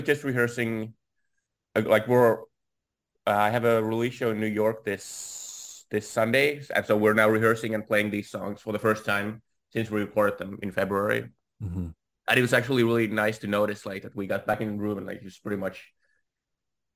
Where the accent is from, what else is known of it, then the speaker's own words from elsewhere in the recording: Finland; I'm from Finland